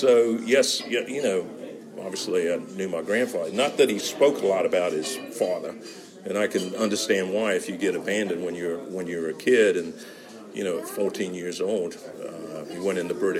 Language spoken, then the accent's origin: English; Charleston, South Carolina, United States; I'm from Charleston, South Carolina, in the U.S.